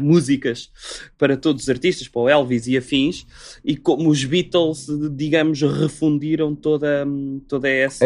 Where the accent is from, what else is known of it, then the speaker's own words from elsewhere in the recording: Portugal; Eu sou português